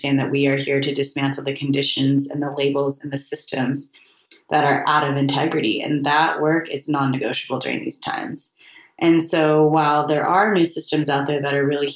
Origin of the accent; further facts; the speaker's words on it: United States; I always saw myself as a European growing up in America